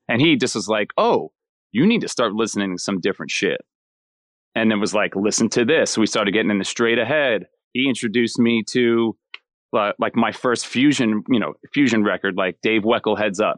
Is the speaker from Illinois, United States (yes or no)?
no; Miller Place, New York, United States; I'm a New Yorker, born and raised. Um, so I'm from a town called, uh, Miller Place, which is North Shore, uh, Long Island